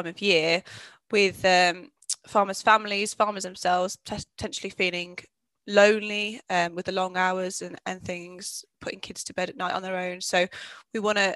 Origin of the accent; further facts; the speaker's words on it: Birmingham, West Midlands, United Kingdom; I'm from Birmingham